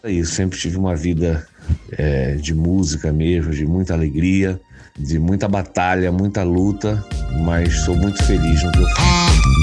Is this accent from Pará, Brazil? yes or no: yes; Belém, Pará, Brazil; moved away as an adult; now in Rio de Janeiro, Brazil; Sou nascido em Belém do Pará e sou radicado no Rio de Janeiro desde 1996. E comecei minha carreira ainda lá